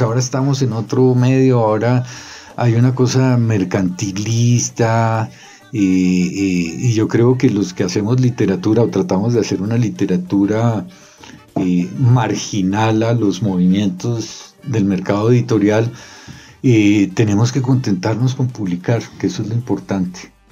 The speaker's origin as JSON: {"language": "Spanish", "region": "Bogotá", "country": "Colombia", "tie": "born or raised there", "also_born_or_lived": "Cartagena / Chocó", "said": "nací en Cartagena, criado en Bogotá"}